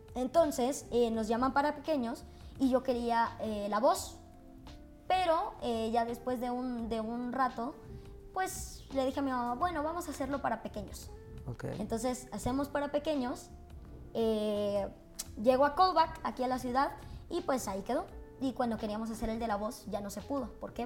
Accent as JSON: {"language": "Spanish", "region": "Veracruz", "country": "Mexico", "said": "yo soy de Veracruz y mi mamá en Veracruz eh, trabajaba como locutora"}